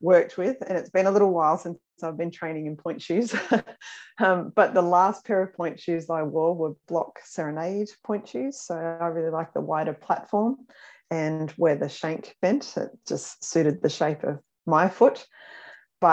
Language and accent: English; Australia; Growing up in Australia